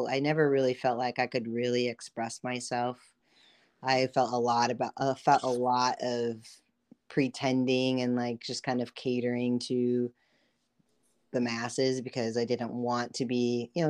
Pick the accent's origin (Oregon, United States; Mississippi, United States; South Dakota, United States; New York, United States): South Dakota, United States; Brookings; also born or lived in California / Philippines; So I was born in California. I lived in the Philippines. I mostly grew up, if you will, in South Dakota, Brookings, South Dakota. So I went to middle school, high school, and most of my years of college in South Dakota.